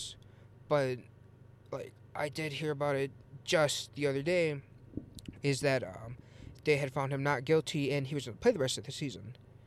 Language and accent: English; Illinois, United States; I'm actually from Illinois